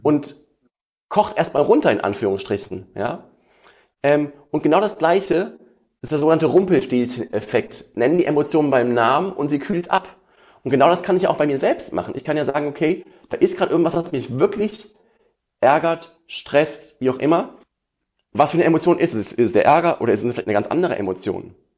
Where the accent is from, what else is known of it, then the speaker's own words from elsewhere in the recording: Essen, North Rhine-Westphalia, Germany; ich komme aus Essen